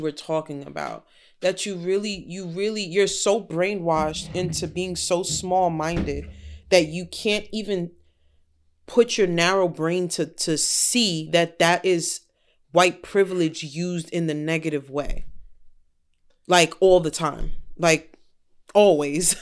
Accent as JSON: {"language": "English", "town": "Yonkers", "region": "New York", "country": "United States"}